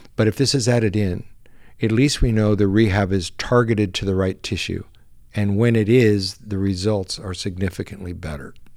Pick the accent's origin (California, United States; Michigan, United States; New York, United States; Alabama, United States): California, United States; San Diego; I was born and raised in San Diego